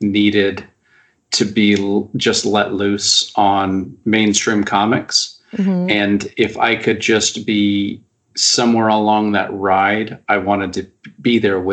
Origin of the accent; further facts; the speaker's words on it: United States; I'm an American writer